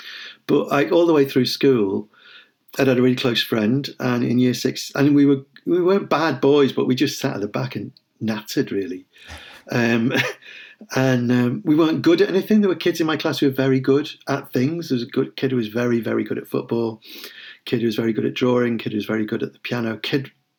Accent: Liverpool, North West England, United Kingdom; I mean, I'm Liverpool Irish, and Liverpool has always had that very strong connection.

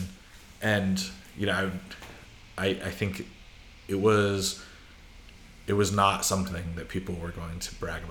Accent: Idaho, United States; moved away; I'm from Idaho

